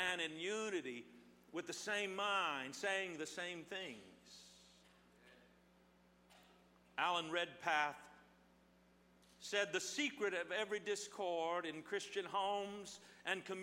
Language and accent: English; Midwest, United States; now in Southern California, United States; I grew up in the Midwest